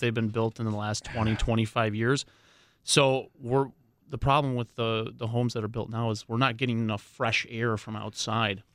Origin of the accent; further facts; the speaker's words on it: Waukesha, Wisconsin, United States; I grew up right in Waukesha